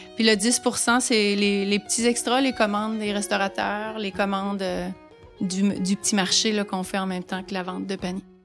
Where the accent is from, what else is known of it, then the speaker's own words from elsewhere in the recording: Abitibi, Quebec, Canada; also born or lived in Montreal; now in Carleton-sur-Mer, Canada; je suis native de la BTB d'un petit village, un tout petit village.